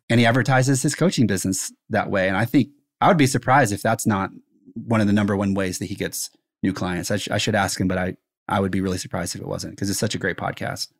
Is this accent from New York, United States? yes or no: no; South Carolina, United States; I grew up in South Carolina